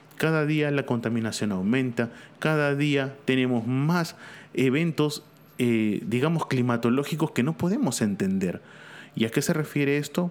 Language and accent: Spanish; Peru; aquí en mi país, en Perú